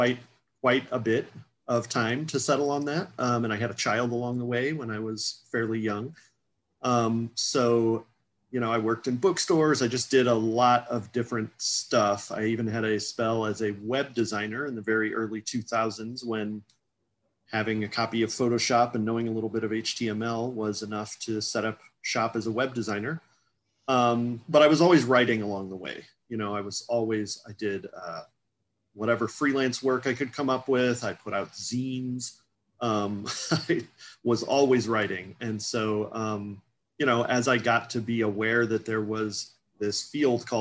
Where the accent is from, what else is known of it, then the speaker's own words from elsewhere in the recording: St. Louis, Missouri, United States; moved away as an adult; also born or lived in Seattle; I grew up in St. Louis, Missouri, USA, kind of right in the middle of the USA